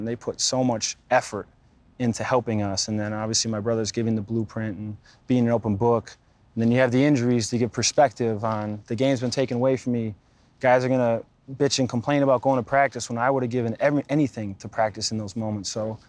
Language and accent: English; Pewaukee, Wisconsin, United States; Pewaukee, man, it was, everybody knows everybody, whether it was playing street hockey in the cul-de-sac